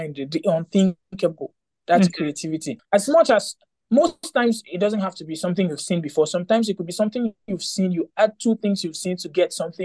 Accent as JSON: {"language": "English", "town": "Port Harcourt", "region": "Rivers State", "country": "Nigeria", "said": "I'm from Port Harcourt."}